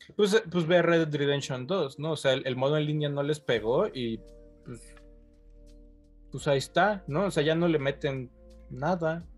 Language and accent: Spanish; Mexico; yo como mexicano